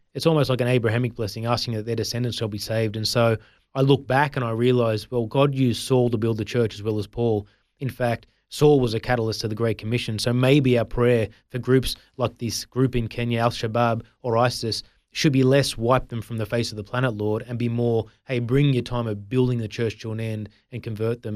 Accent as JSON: {"language": "English", "town": "Sydney", "region": "New South Wales", "country": "Australia", "tie": "born or raised there", "also_born_or_lived": "India", "said": "I grew up in the Sutherland Shire, which is in Sydney"}